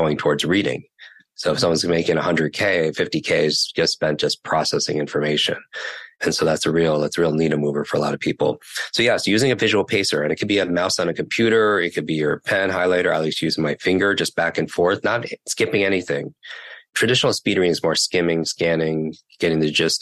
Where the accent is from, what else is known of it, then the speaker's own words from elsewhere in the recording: New York, United States; I can't talk that slow because I'm from New York.